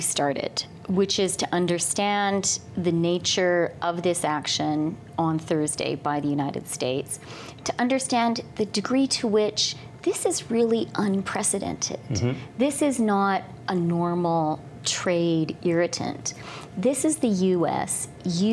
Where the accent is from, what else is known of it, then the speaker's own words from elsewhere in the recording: Canada; we are Canadian